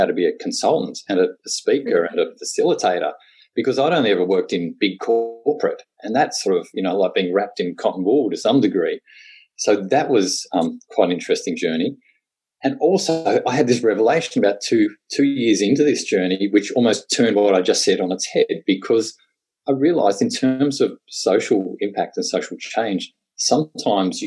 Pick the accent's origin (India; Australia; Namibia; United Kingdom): Australia; Tasmania; I'm a born and bred Tasmanian